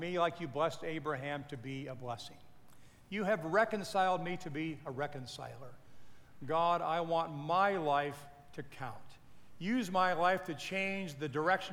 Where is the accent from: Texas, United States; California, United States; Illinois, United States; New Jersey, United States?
Illinois, United States; Peoria; moved away as an adult; also born or lived in Japan; I grew up in Peoria, Illinois.